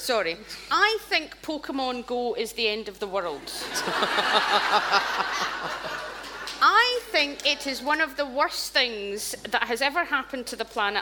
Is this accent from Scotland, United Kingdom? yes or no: yes; Scotland, United Kingdom; growing up in Scotland, uh, you watched television